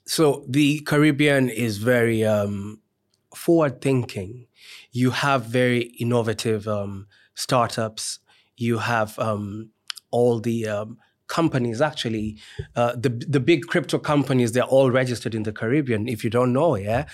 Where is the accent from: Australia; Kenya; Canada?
Kenya; moved away as an adult; also born or lived in Trinidad and Tobago; now in Nottingham, United Kingdom; I'm a Kenyan by birth. So, I, um, did, uh, my degree in psychology in Kenya